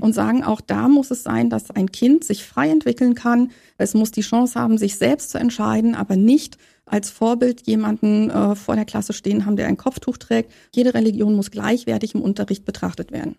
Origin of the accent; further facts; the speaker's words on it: Saxony-Anhalt, Germany; moved away as an adult; now in Berlin, Germany; Ich komme aus Berlin und bin gebürtige Sachsen-Anhaltinerin und bin in der DDR groß geworden